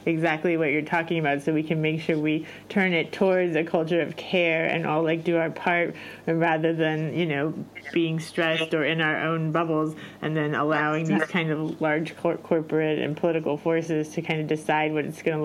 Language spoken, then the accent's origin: English; Miami, Florida, United States; moved away; I'm from Florida originally, and in the public schools in Miami, it's not cool to learn or be smart